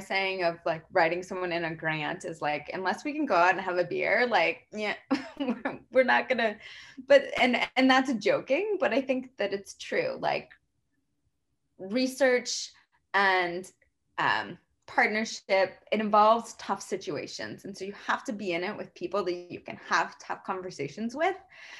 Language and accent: English; Arizona, United States; I grew up in Arizona